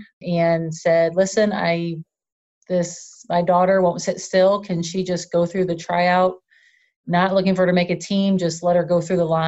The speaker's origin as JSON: {"language": "English", "town": "Indianapolis", "region": "Indiana", "country": "United States", "tie": "born or raised there", "said": "I'm originally from Indianapolis, Indiana. That's really where I started playing the game"}